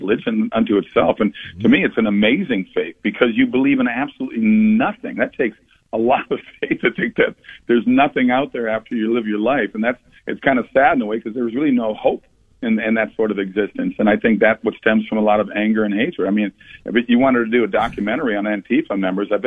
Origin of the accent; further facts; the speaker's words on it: Minnesota, United States; I grew up in Minnesota